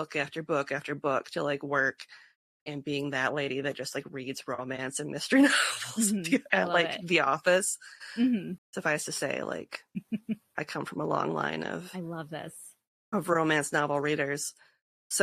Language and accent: English; Northwest Iowa, United States; I was from Northwest Iowa